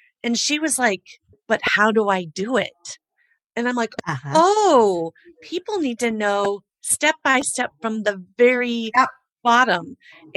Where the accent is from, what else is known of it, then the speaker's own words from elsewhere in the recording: Midwest, United States; I'm from the Midwest